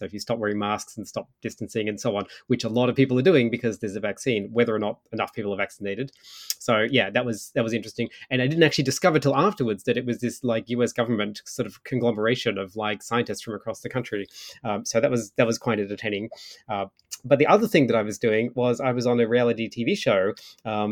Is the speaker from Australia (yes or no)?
yes; Australia; now in Ottawa, Canada; I'd gone to Australia for a couple of months actually because I sort of thought, well, it's where I grew up